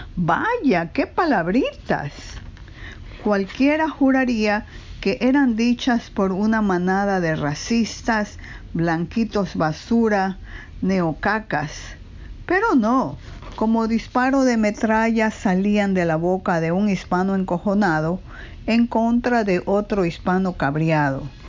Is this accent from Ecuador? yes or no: yes; Ecuador; now in New York, United States; Nací en Ecuador y vivo en Nueva York casi medio siglo